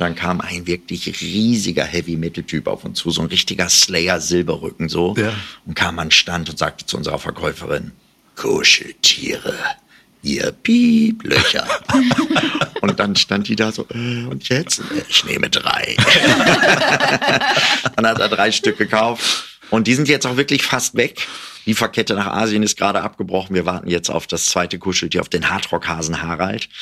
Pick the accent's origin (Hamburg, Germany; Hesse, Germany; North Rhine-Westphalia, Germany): North Rhine-Westphalia, Germany; Jöllenbeck; Das ist meine Heimatstadt